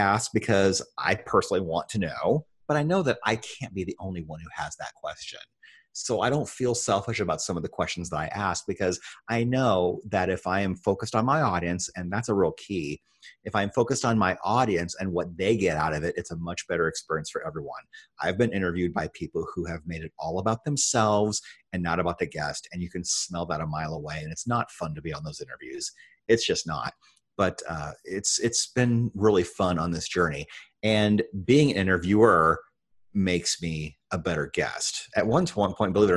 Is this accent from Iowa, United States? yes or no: yes; Iowa, United States; in the state that I grew up in Iowa